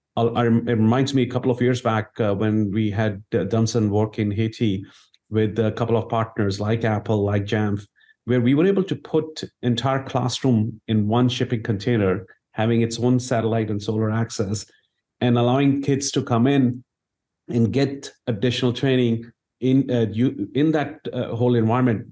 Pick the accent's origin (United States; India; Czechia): India; moved away; I grew up in India